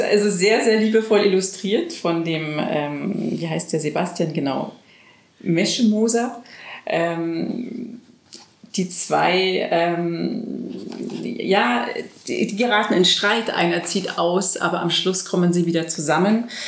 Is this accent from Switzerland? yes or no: no; France; moved away; als Französin